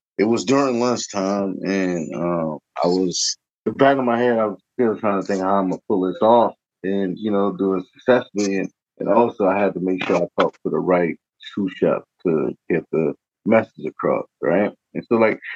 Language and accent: English; New Orleans, Louisiana, United States; moved away as an adult; now in Cincinnati, United States; I was born and raised in the Ninth Ward